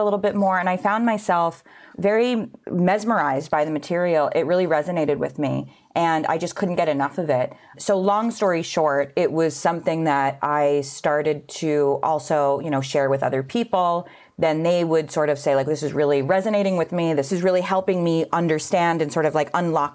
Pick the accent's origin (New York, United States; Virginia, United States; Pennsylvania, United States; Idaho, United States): New York, United States; New York City; I grew up in New York